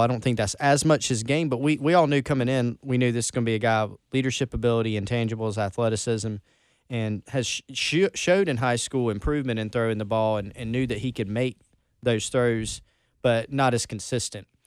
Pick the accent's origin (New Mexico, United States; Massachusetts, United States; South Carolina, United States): South Carolina, United States; Belton; accent: Belton; also born or lived in Anderson; my accent from Belton